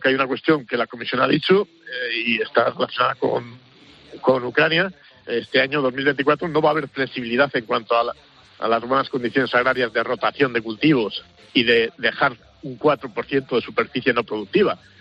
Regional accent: Cevico de la Torre, Castile and León, Spain; Hoy estoy en, mi pueblo, en, Palencia, en el Cerrato, en Cervico de la Torre

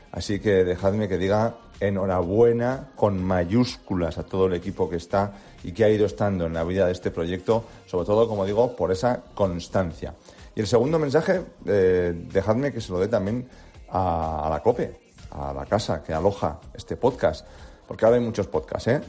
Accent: Basque Country, Spain; Sorionac, como decimos por mi tierra

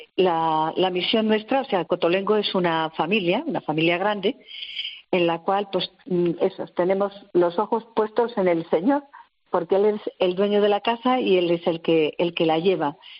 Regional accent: Logroño, La Rioja, Spain; now in Madrid, Spain; Yo soy de Logroño

